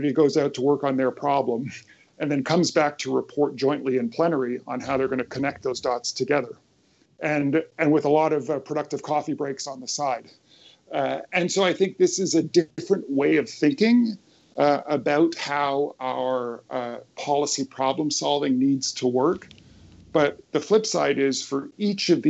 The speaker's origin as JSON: {"language": "English", "country": "Canada", "said": "in Canada, my home country"}